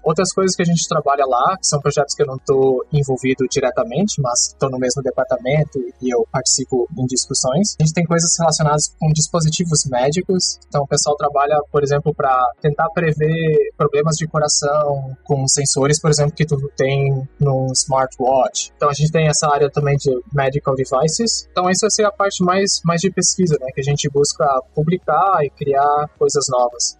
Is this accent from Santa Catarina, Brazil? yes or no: yes; São Miguel do Oeste, Santa Catarina, Brazil; moved away as an adult; also born or lived in Santa Maria, Rio Grande do Sul; now in Taiwan; eu sou natural de Santa Catarina, no, no Brasil, de uma cidade pequena bem no, no oeste de Santa Catarina, chamada São Miguel do Oeste